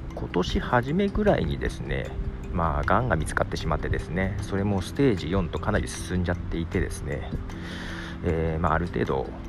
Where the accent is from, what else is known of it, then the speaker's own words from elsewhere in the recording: Nagoya, Aichi, Japan; 私は名古屋で育っておりますが家の中が山形人ばかりだったのであんまり生粋の名古屋人っていう感じじゃないんですけどね